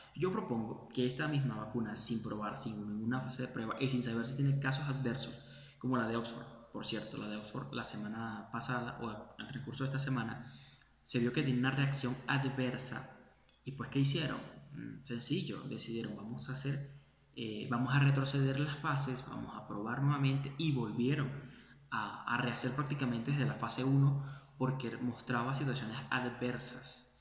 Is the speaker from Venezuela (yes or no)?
yes; Venezuela; moved away; hablo de mi país, de donde vengo